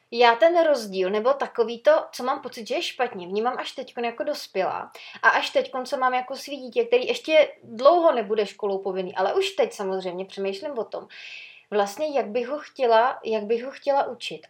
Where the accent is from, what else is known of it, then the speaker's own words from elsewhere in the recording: Sokolov, Karlovy Vary Region, Czechia; u nás v Sokolově